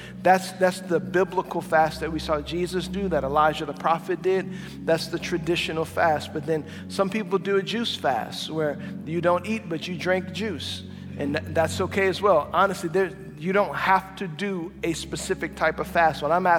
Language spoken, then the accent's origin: English; Cajun, Louisiana, United States; As a Cajun